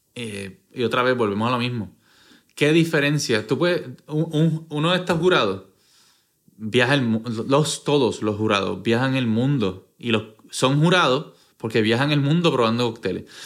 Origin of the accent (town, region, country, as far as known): Puerto Rico